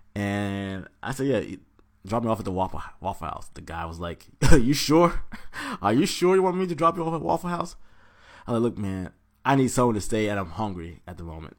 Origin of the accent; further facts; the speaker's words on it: Atlanta, Georgia, United States; now in Washington, D.C., United States; I'm originally from Georgia, by ways of Atlanta. Shout out Forest Park